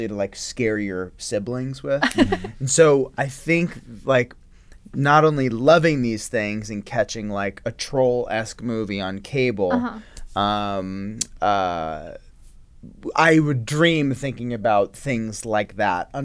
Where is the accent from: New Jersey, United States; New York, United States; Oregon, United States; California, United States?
New York, United States; Woodstock; I grew up in Woodstock, New York